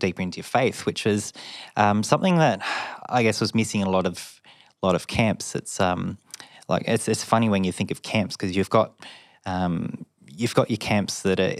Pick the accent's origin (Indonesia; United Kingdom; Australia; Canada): Australia; Mildura, Victoria; So I grew up in Mildura. I was born a country boy.